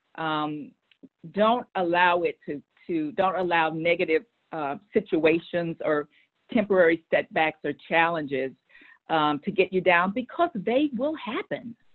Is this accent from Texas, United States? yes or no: yes; Texas, United States; moved away as an adult; also born or lived in Boston; I said I'm a Texan. I want to go back um, to Texas, and, um, and, those are my roots